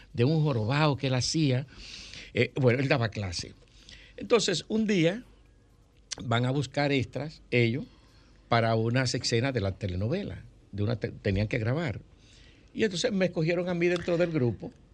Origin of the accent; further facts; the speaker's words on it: Santo Domingo, Distrito Nacional, Dominican Republic; also born or lived in Villa Consuelo, Santo Domingo; yo nací en la Marcos don 40. Yo soy de Villajuana. Mi ascenso social se produce de Villajuana a Villa Consuelo.